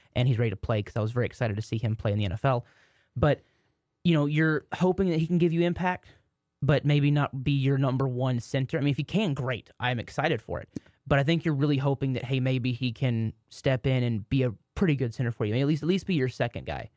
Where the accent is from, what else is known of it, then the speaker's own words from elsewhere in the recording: Waxahachie, Texas, United States; my hometown, Waxahachie